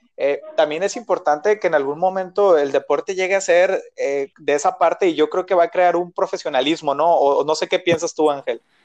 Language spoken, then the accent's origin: Spanish; Mexico; como mexicano